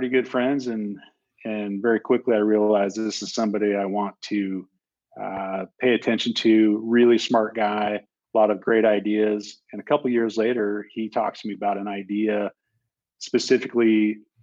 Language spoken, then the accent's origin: English; Montana, United States; my home state of Montana